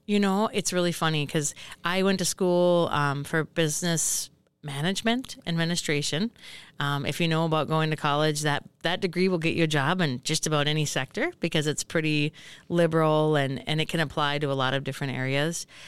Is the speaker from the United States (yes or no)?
yes; Hill City, Minnesota, United States; moved away as an adult; also born or lived in Grand Rapids, Minnesota; I grew up in Hill City, just about ninety ninety, eighty-five miles from here